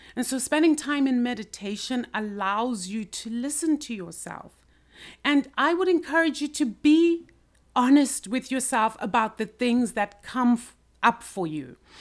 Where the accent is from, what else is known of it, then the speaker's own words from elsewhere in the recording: Zimbabwe; I grew up in Zimbabwe and basically went through the school system